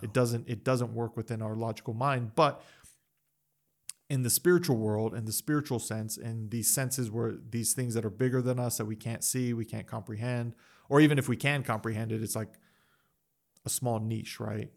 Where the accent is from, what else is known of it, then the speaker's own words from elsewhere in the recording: United States; I'm American, I've lived in the West, I've grown up in the West